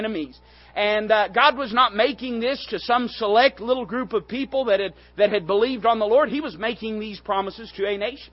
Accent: East Tennessee, United States; I'm from East Tennessee

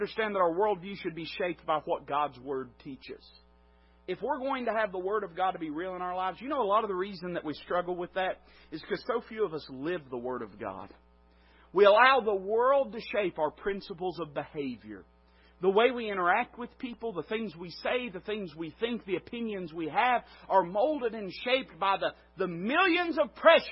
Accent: Appalachia, United States; I'm Appalachian American. I'm not ashamed of it

